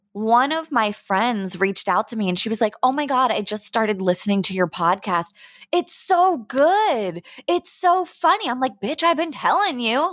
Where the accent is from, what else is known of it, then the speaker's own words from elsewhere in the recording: Pittsburgh, Pennsylvania, United States; now in San Diego, United States; I'm originally from the Berg. I'm from Pittsburgh